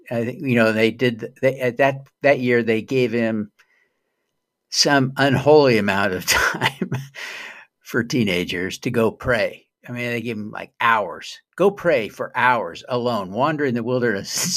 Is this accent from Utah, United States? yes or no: yes; Utah, United States; I was raised in Utah